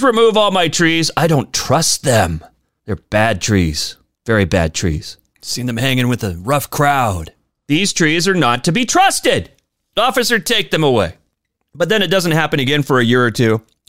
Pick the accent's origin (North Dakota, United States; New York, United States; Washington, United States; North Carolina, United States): Washington, United States; Spokane; moved away; my hometown of Spokane, Washington